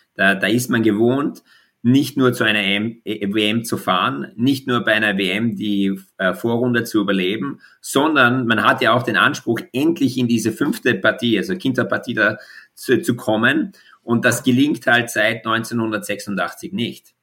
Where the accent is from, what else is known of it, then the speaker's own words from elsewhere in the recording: Austria; als Österreicher